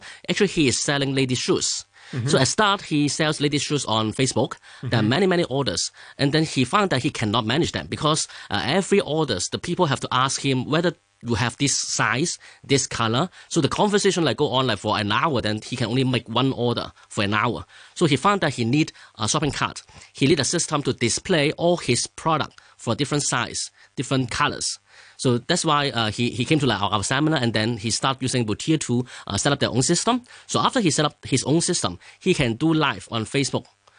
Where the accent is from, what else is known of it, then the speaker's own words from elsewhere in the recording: Hong Kong; English is a second language; Okay, so actually I'm grown from Hong Kong and an engineering background.